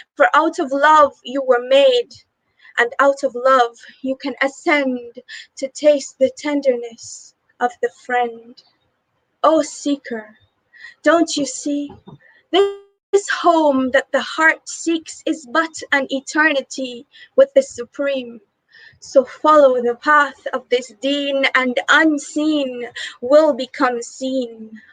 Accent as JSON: {"language": "English", "country": "Guyana", "said": "I'm from Guyana, South America"}